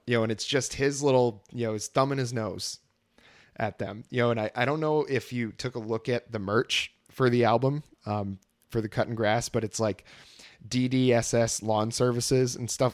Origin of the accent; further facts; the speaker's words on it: Vermont, United States; moved away as an adult; also born or lived in Texas; growing up in Vermont, there's tons of bluegrass bands